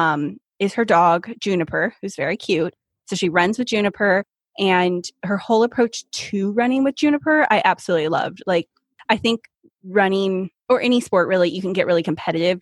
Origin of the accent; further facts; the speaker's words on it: Northern California, United States; moved away as an adult; now in Seattle, United States; I'm from Northern California